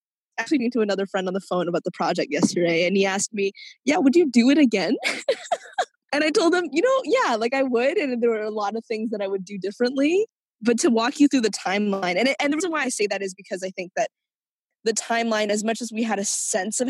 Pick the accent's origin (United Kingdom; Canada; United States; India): Canada; Vancouver, British Columbia; also born or lived in Hong Kong; I grew up in Vancouver's Chinatown